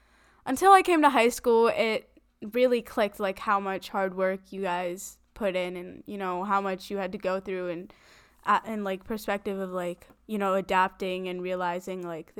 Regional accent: South India, India; I'm a girl, I'm South Indian.

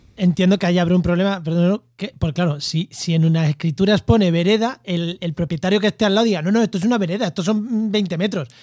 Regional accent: Munera, Castilla-La Mancha, Spain; now in Andalusia, Spain; yo soy de un pueblo de Albacete, soy de Munera

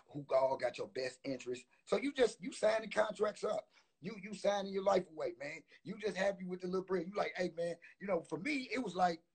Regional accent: St. Louis, Missouri, United States; I came from the St. Louis, man, I came from the hood

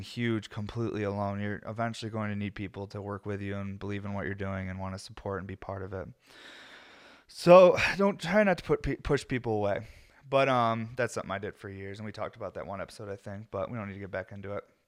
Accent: New York, United States; I'm American and I'm from New York

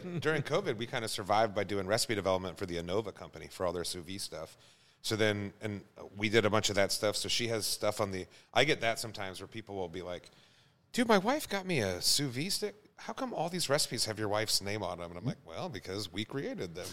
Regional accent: Prairie Village, Kansas, United States; also born or lived in Wisconsin / Duluth; I grew up in Prairie Village, Kansas

